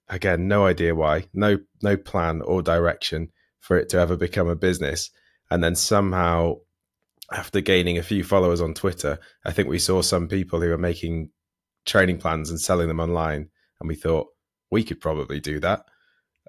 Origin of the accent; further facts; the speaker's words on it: Stafford, West Midlands, United Kingdom; I come from Stafford originally